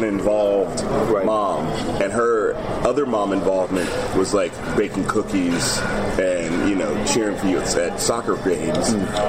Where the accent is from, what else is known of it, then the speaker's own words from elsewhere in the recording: Chicago, Illinois, United States; also born or lived in Palo Alto, United States; I graduated from high school in Chicago, so for a long time, I would say I was from Chicago, but then I lived out here for so long, I was like, no, I think I'm from here now. But I was born in Palo Alto, lived